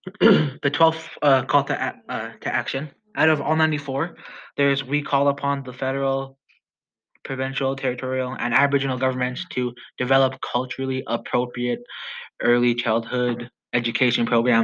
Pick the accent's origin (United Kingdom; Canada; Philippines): Canada; I am from Musketeer First Nation